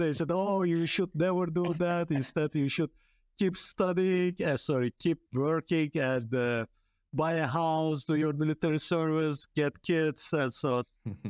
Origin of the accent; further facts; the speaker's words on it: western Turkey, Turkey; also born or lived in Eastern Anatolia; now in Rotterdam, Netherlands; I was born in Eastern Anatolia, and my parents migrated 1,500 kilometers to west of Turkey